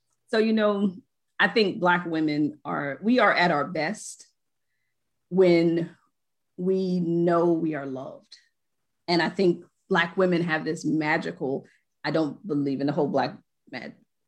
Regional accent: New Jersey, United States; I'm from Jersey

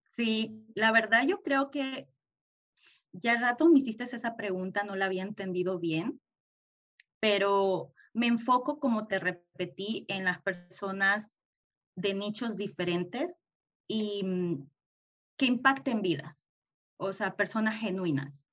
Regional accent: El Salvador; moved away as an adult; also born or lived in Houston, United States; now in United States; yo soy salvadoreña

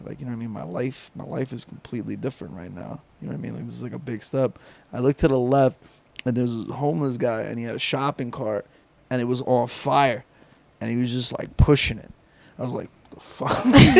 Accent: New Jersey, United States; And I was from New Jersey, and I lived in South LA.

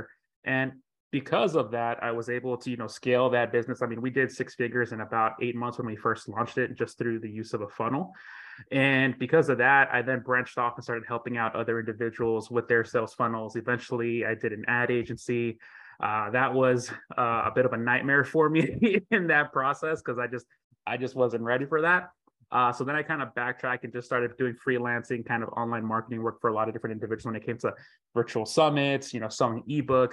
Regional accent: Florida, United States; I'm from Florida

